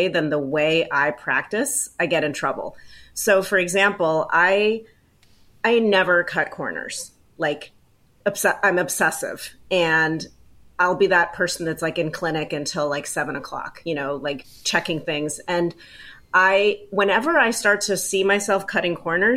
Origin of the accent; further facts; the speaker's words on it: Baltimore, Maryland, United States; I'm from Baltimore